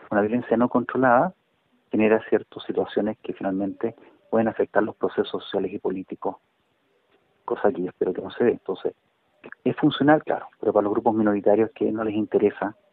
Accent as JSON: {"language": "Spanish", "country": "Chile", "said": "todos somos chilenos, todos vivimos acá."}